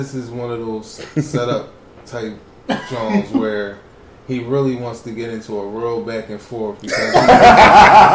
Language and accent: English; Philadelphia, Pennsylvania, United States; I'm from Philly